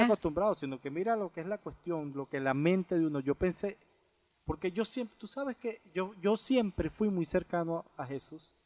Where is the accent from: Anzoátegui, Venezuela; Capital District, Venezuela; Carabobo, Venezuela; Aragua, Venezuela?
Aragua, Venezuela; La Victoria; moved away as an adult; now in United States; Yo soy de La Victoria, una ciudad pequeñita que está como a 45 minutos de Caracas, en el estado de Aragua